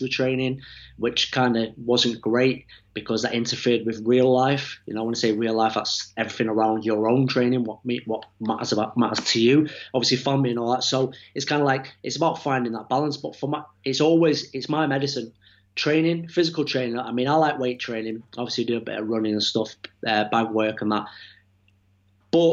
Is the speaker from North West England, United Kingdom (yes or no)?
yes; Manchester, North West England, United Kingdom; from Manchester, nearly 40 years old